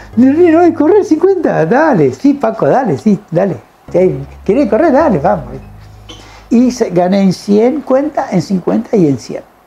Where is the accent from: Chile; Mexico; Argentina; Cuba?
Argentina; Villa Libertador San Martín, Entre Ríos; yo nací en Entre Ríos